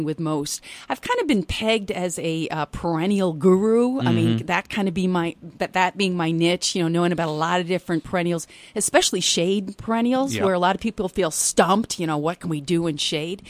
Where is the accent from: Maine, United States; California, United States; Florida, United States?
Maine, United States; Kennebunk; moved away; also born or lived in Saratoga Springs, New York; we decided to move back to Maine. I say move back. My twin sister lives here